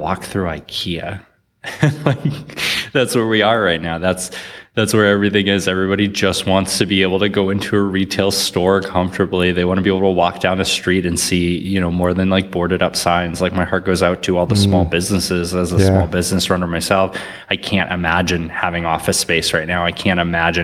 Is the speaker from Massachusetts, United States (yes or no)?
yes; north of Boston, Massachusetts, United States; also born or lived in New York; now in Austin, United States; Grew up in Massachusetts, so a little bit north of Boston.